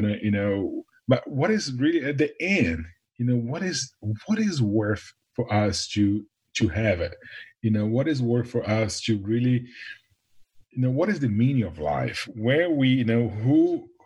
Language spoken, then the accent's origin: English; Brazil; now in Nashville, United States; born in Brazil, right by the beach and ocean